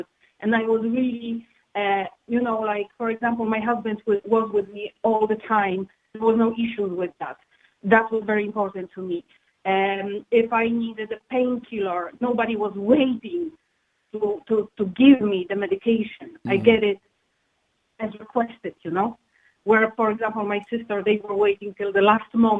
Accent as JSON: {"language": "English", "country": "Poland", "also_born_or_lived": "Cork, Ireland", "moved": "as an adult", "lives_now": "Ireland", "said": "I am from Poland"}